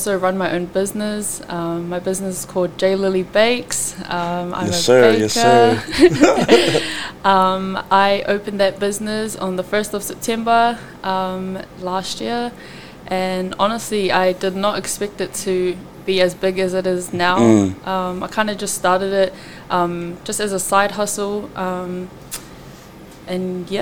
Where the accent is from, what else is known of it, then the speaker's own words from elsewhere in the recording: Auckland, New Zealand; I'm from East Auckland, and I am of Tongan descent